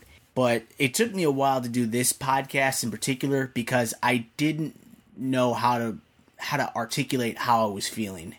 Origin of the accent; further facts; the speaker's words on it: Naperville, Illinois, United States; I've grown up in a predominantly white suburb of Chicago.